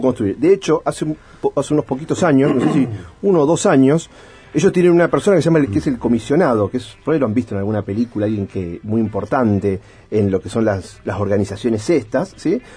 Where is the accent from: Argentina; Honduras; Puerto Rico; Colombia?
Argentina; Nosotros como argentinos